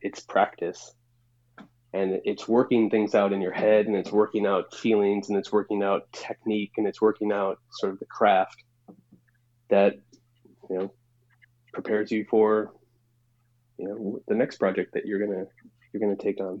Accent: Chicago, Illinois, United States; moved away as an adult; also born or lived in Portland, Oregon; now in New York, United States; When I was growing up in Chicago

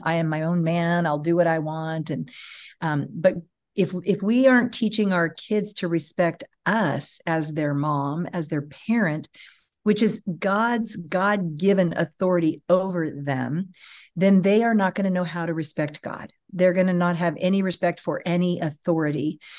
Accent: California, United States; moved away as an adult; also born or lived in Austin, Texas; I was from California

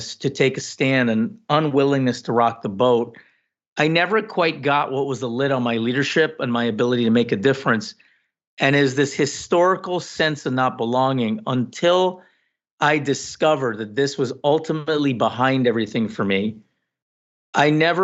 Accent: Canada; also born or lived in Guyana; I came to Canada at 6

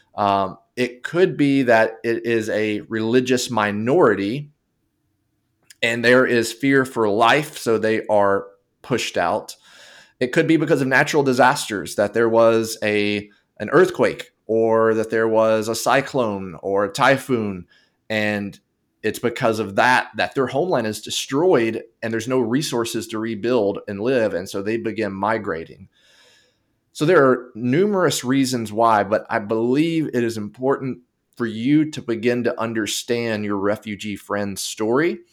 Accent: United States; I'm speaking from the United Spa-, United States perspective.

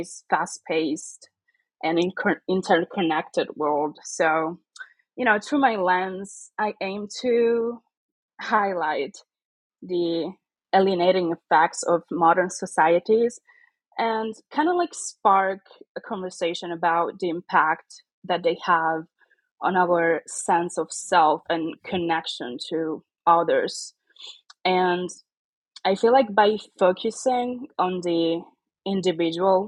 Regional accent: Catanzaro, Calabria, Italy; now in Monza, Italy; I was born and raised in the south of Italy

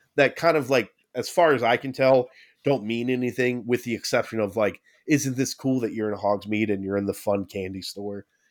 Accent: United States; we're American

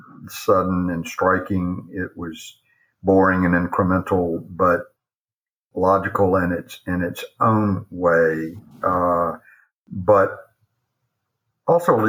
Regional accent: Atlanta, Georgia, United States; now in Charlotte, United States; when I grew up in Atlanta

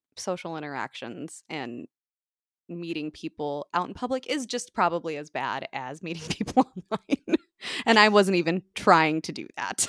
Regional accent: United States; I'm the Yank

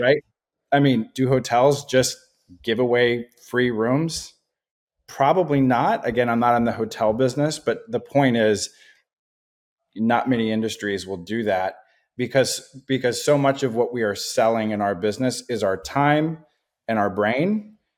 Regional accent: Portland, Oregon, United States; also born or lived in Oklahoma / Boston; I grew up here in the Portland metro area. I've been here since I was, you know, five or so years old

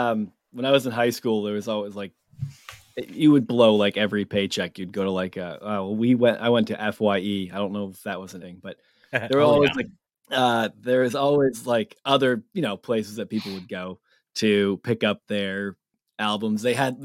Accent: Massachusetts, United States; I'm from Massachusetts.

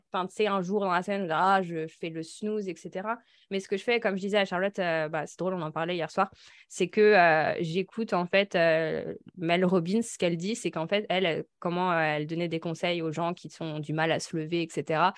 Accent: the Alps, France; Avec Laura, on vient des Alpes

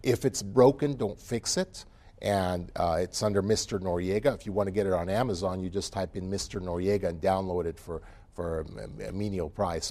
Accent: United States; also born or lived in Utah; as an American

